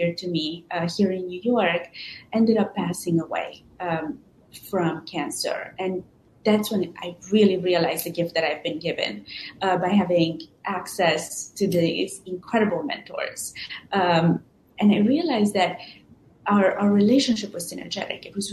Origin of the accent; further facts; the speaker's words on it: Transylvania, Romania; moved away as an adult; now in United States; I was born in Transylvania in Romania, and I was raised by my grandparents. And when my grandparents passed away, I ended up moving to the States for university in 2001